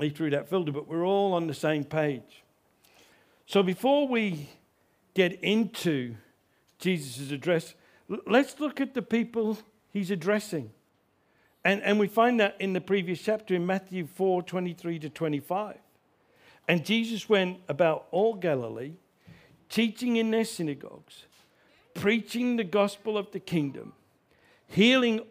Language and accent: English; Australia; I grew up in Australia